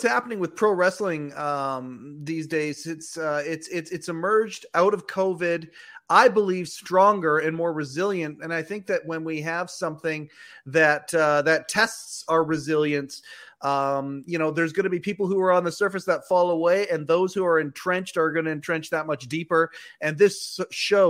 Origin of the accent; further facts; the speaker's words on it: Canada; I'm a Canadian